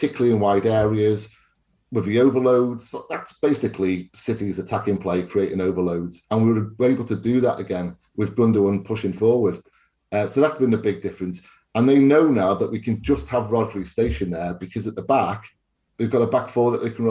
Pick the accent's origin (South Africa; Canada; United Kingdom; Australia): United Kingdom; Wales; I'm Welsh